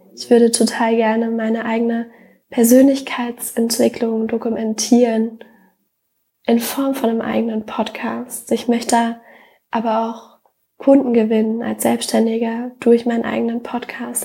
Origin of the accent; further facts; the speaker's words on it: Germany; wenn wir jetzt Deutschland nehmen, ich bin auf dem Dorf aufgewachsen